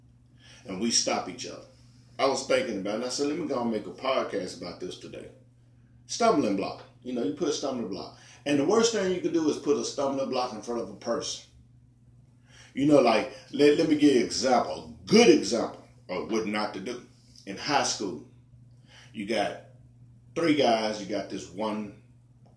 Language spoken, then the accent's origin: English; Memphis, Tennessee, United States; born and raised in America, Memphis, Tennessee